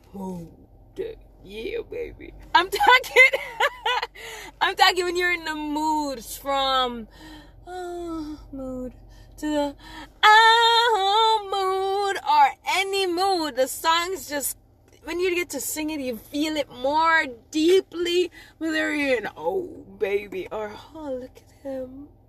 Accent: Old Harbour, Saint Catherine, Jamaica; accent: Jamaican; also born or lived in May Pen, Clarendon; I'm from Old Harbor

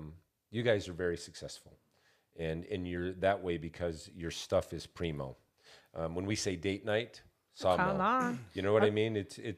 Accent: Montana, United States; I'm originally from Montana, and there's some pride that we take there.

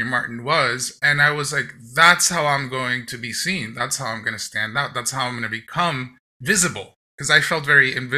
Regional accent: Dominican Republic; now in New York, United States; Then I grew up in the Dominican Republic.

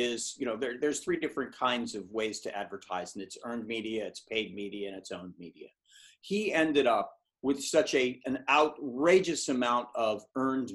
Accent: United States; now in England, United Kingdom; as an American who lives in England

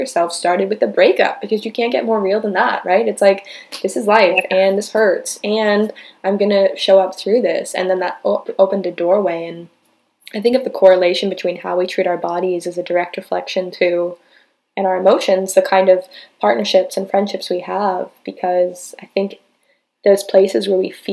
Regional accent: United States; growing up in America

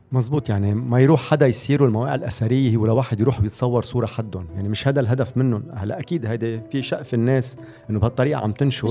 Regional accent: Lebanon; عندنا بلبنان

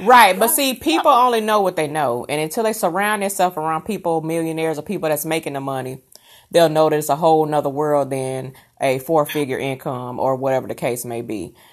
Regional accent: Rockford, Illinois, United States; moved away; I'm originally from Chicago in Rockford, Illinois area

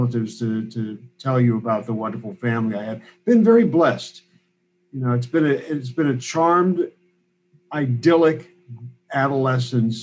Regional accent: Pittsburgh, Pennsylvania, United States; moved away as an adult; also born or lived in Chicago; now in Berkeley, United States; I'm Pittsburgh born and raised, and very, very close to where Brother J.D. was born and raised in Penn Hills

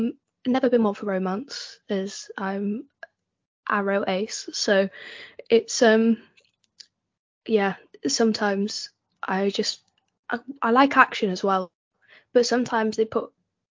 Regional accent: Wales, United Kingdom; moved away as an adult; I go on about being Welsh a lot.

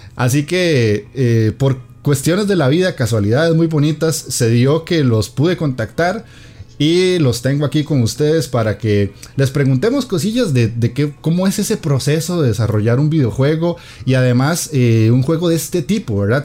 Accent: Costa Rica; aquí en mi país

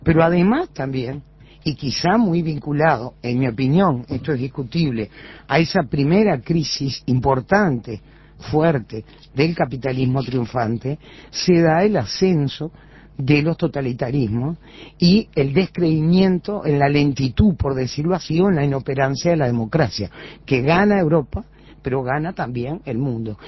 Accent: Uruguay; los uruguayos terminamos siempre mirándonos

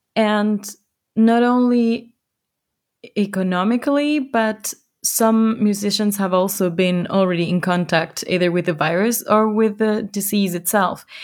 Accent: Ecuador; now in Germany; my home country, Ecuador.

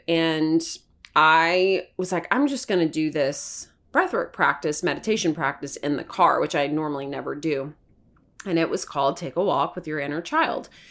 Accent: Hermitage, Tennessee, United States; I grew up in Hermitage, Tennessee, in a very tiny house

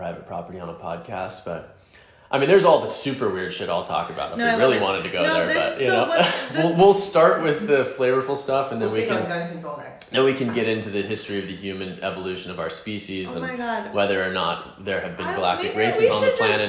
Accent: Southern United States, United States; my experience of like growing up in the South as a queer person, as a gay person, whatever you want to call it.

